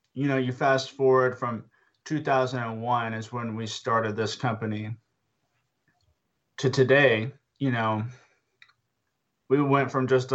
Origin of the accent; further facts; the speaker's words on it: Boerne, Texas, United States; my hometown anyway, of Burney, Texas, which is just up the road from San Antonio